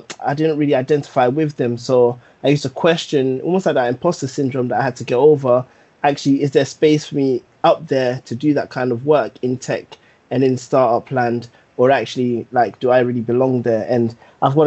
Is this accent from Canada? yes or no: no; London, United Kingdom; growing up in Tottenham, I lived in an area called Northumberland Park